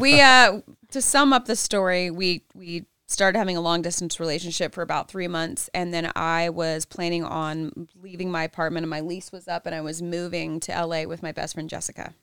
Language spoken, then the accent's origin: English; the South, United States; I'm from the South